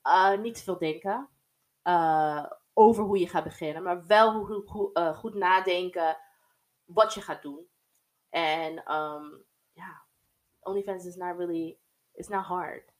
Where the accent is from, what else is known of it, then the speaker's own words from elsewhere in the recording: United States; also born or lived in Germany; now in Netherlands; opgegroeid, ja. Ik ben eigenlijk geboren in Amer-, Amerikaanse basis in Duitsland